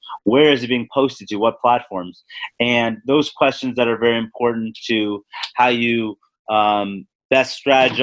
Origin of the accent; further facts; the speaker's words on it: Los Angeles, California, United States; moved away as an adult; also born or lived in Midwest / Atlanta; I'm originally from Los Angeles and went to college in the Midwest and then moved to Atlanta for my first position.